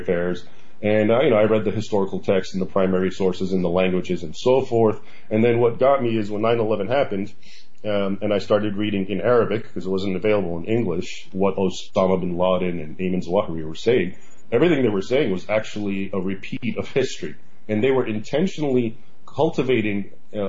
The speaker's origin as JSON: {"language": "English", "country": "United States", "tie": "born or raised there", "said": "I was born here actually in the United States, but my parents came here from Egypt"}